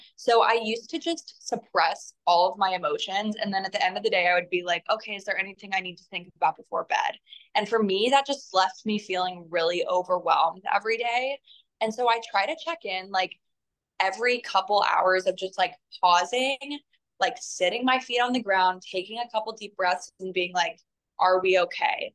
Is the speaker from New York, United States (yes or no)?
no; North Carolina, United States; I'm actually from North Carolina